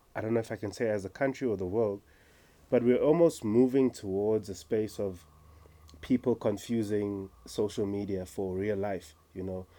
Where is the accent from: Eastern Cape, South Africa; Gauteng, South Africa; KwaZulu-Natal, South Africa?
KwaZulu-Natal, South Africa; Umlazi; now in Johannesburg, South Africa; born and raised in KZN Mlazi, now living